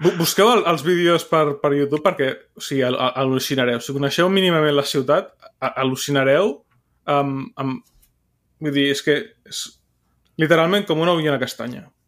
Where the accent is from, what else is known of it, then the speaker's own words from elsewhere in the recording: Barcelona, Catalonia, Spain; com a català, barceloní